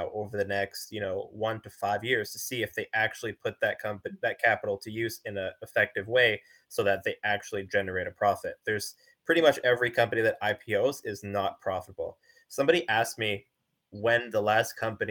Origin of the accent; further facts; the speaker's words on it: Canada; I'm a Canadian